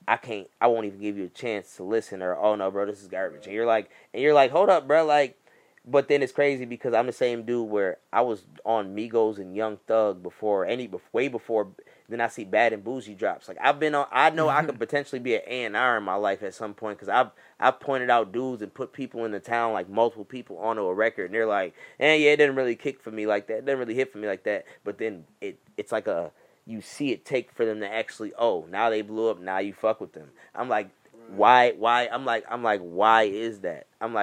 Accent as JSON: {"language": "English", "town": "Buffalo", "region": "New York", "country": "United States", "tie": "born or raised there", "also_born_or_lived": "Atlanta, Georgia", "said": "So, I go by the name of … you know what I'm saying? I was born in Atlanta. I was raised in Buffalo, New York, you know what I'm saying? Shit, I moved here when I was 9."}